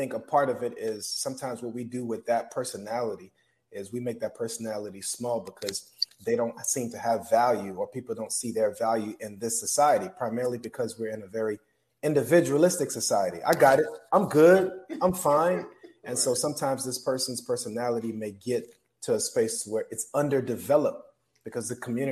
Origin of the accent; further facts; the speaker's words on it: South Florida, United States; moved away; That's my hometown right there, South Florida